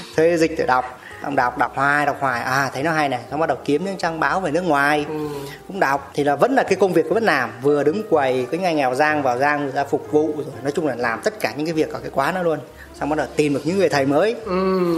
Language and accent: Vietnamese; Sóc Sơn, Hanoi, Vietnam; em là ở Hà Nội Sóc Sơn